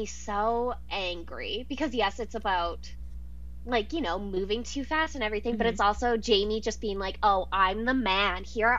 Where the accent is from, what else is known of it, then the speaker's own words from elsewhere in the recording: Canada; I am from Canada